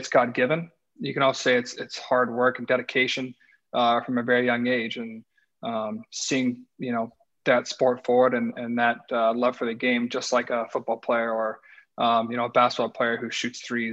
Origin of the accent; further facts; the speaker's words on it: Colorado, United States; moved away as an adult; also born or lived in Nashville; now in Columbus, United States; I grew up in Colorado